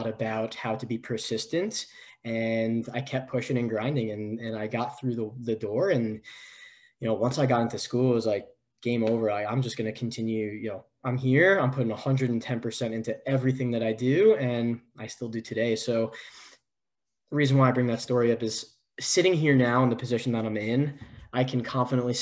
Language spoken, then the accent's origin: English; New York, United States; moved away as an adult; now in San Diego, United States; I'm from originally from New York